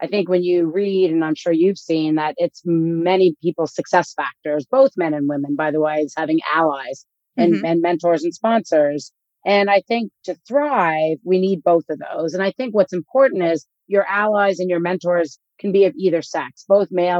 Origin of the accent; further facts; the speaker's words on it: Canada; I grew up in Canada